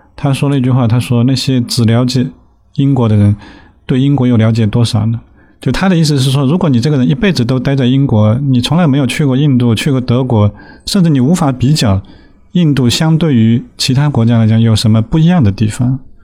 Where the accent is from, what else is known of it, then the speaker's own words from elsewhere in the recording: Shanghai, China; 我小时候是在 在上海郊区的崇明岛长大，那直到十八岁，其实几乎就没有离开过这个小岛